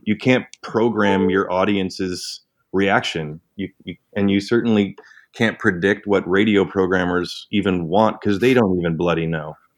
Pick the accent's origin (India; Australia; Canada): Canada; I'm Canadian.